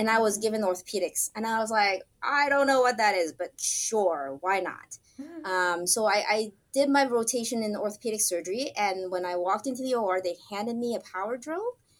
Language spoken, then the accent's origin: English; Santa Monica, California, United States; also born or lived in Hong Kong; Went to school in Santa Monica here in Southern California